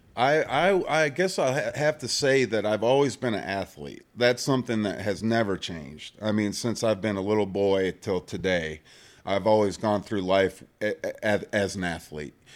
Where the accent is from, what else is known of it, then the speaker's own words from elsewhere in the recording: Michigan, United States; moved away as an adult; also born or lived in Kansas; I grew up in Michigan